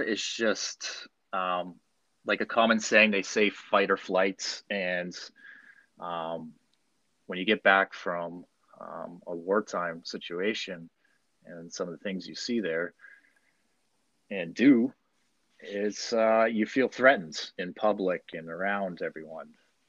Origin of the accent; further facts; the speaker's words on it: London, Ontario, Canada; now in Ottawa, Canada; I was born and raised in London, joined the army, and through the army, I became a combat engineer